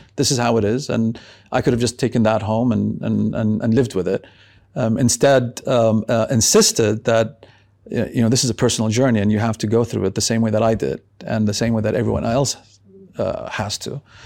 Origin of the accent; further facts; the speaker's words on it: Beirut, Beirut Governorate, Lebanon; now in Amman, Jordan; I was brought up in Beirut.